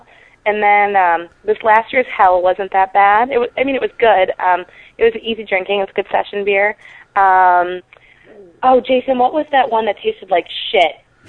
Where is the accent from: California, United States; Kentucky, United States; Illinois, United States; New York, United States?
Illinois, United States; Chicago; moved away; I'm from Chicago originally